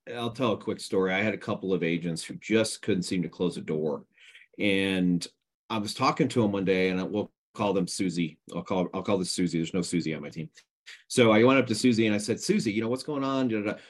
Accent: East Coast, United States; moved away; I grew up on the East Coast

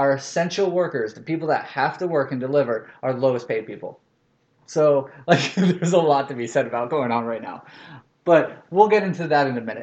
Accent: the South, United States; I'm from the South

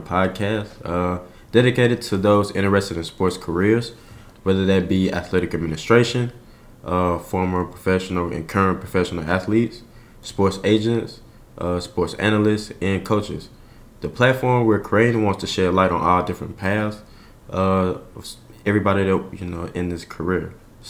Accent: Forrest City, Arkansas, United States; I was born and raised in Ford City, Arkansas, about 40 miles east of Memphis, Tennessee. Very, very rural area. I believe the population is like 15,000 last time that I checked.

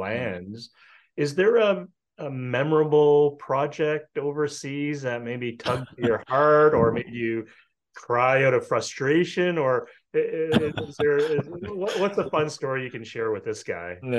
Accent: Canada; I'm Canadian

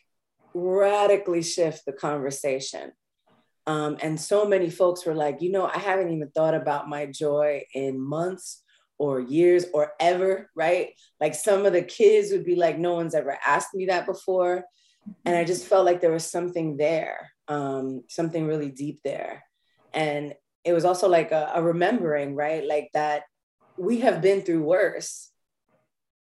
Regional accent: New York, United States; I'm from New York. We do not come out of the womb joyful in New York

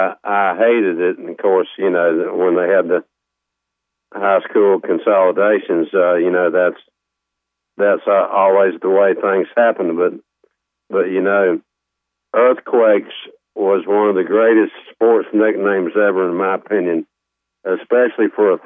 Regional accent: Goldsboro, North Carolina, United States; moved away; when I was growing up in Goldsboro, Tom, in the 50s, and we moved away in 65, December 65

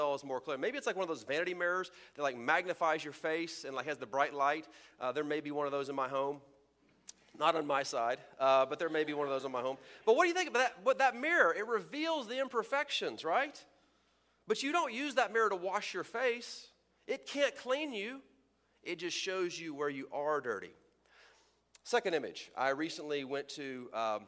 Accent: Texas, United States; where I'm from Texas

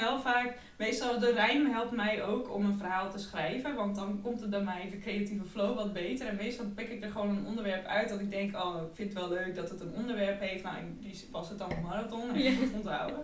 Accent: Friesland countryside, Netherlands; moved away as an adult; also born or lived in Amsterdam; kom ik van het Friese platteland.

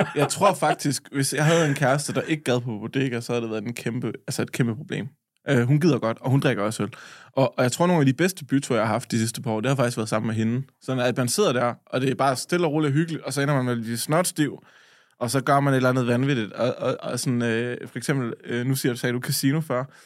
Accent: Lolland, Zealand, Denmark

